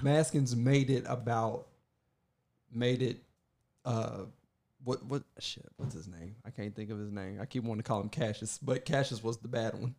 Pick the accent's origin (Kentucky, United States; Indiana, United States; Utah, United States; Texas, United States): Kentucky, United States; I was born in Kentucky